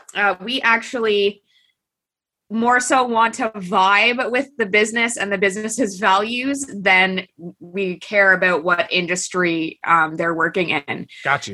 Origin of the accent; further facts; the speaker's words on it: Kingston, Ontario, Canada; st lawrence college which is in kingston ontario and that's my hometown